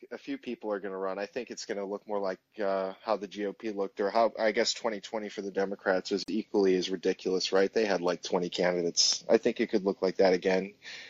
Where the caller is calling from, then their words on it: Illinois, United States; In Northern Illinois.